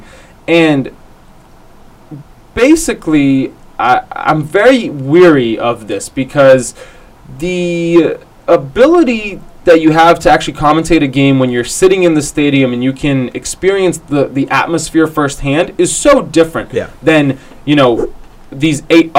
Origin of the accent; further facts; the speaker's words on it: United States; as an American, we are all immigrants